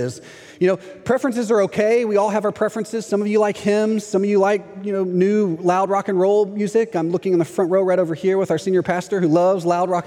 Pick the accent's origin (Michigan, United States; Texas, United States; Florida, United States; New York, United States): Texas, United States; moved away as an adult; now in Orlando, United States; I'm from Texas